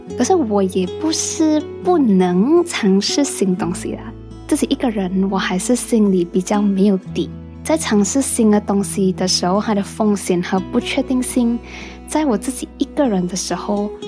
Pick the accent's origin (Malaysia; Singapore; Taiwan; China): Malaysia; Penang; 虽然我是土生土长的病程人